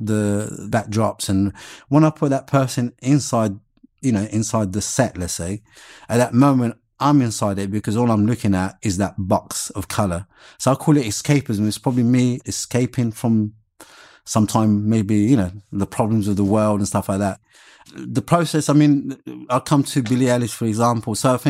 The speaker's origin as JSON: {"language": "English", "country": "Morocco", "also_born_or_lived": "London, United Kingdom", "said": "So there was part of me being a Londoner and part of me being Moroccan."}